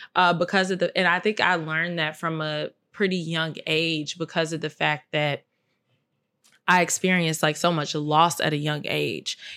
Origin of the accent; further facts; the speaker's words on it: Chicago, Illinois, United States; I'm from Chicago